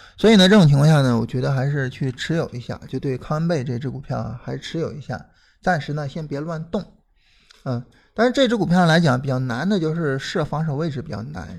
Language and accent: Chinese; Shandong, China; 我是山东人